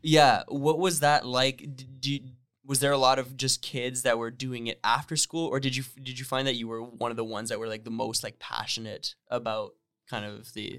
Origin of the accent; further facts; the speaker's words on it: Northern Ontario, Canada; moved away as an adult; now in Toronto, Canada; I grew up in Northern Ontario.